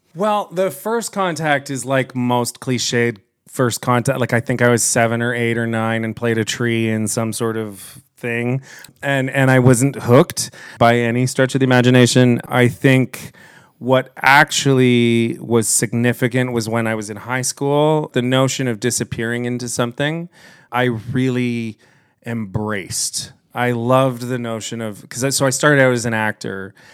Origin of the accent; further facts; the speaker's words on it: Kitchener, Ontario, Canada; I grew up here in Kitchener